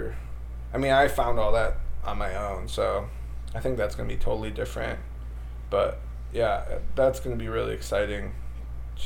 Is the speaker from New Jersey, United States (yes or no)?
no; Wisconsin, United States; I grew up in Wisconsin, so, like, everybody... Every dad hunted and stuff